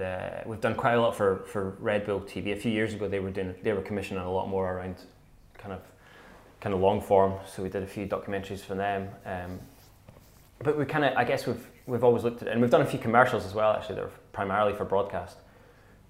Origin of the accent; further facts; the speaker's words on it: Scotland, United Kingdom; I love Scotland, though, so I'm always going to speak passionately about my home country